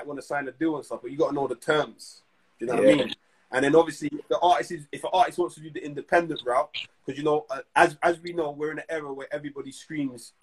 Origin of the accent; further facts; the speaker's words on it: London, United Kingdom; I'm from South